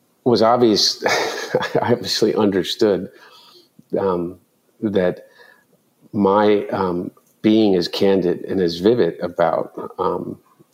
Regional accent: Delaware, United States; growing up in Delaware

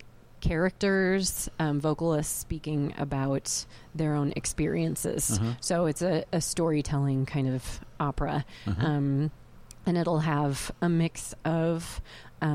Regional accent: Hillsboro, Oregon, United States; I went to Glencoe High School back in the day, and Hillsboro was quite a bit smaller back when I grew up there

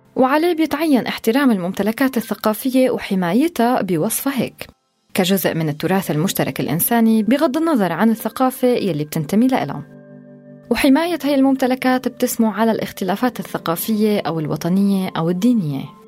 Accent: Syria; نحن كسوريين

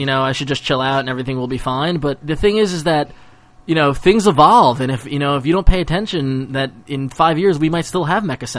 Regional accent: Long Island, New York, United States; I'm from Long Island.

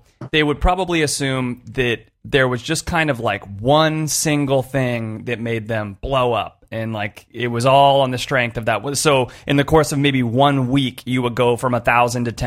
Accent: Los Angeles, California, United States; I grew up in the Los Angeles area

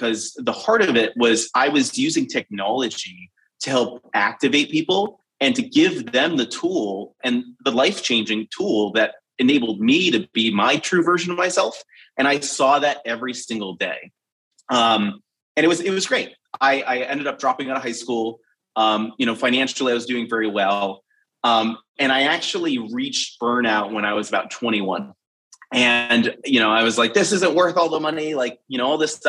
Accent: United States; I grew up between Boston and Providence

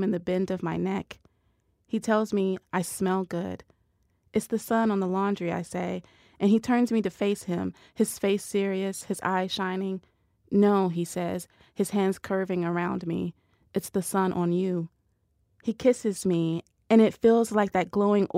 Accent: the South, United States; accent: Southern; I'm from the South

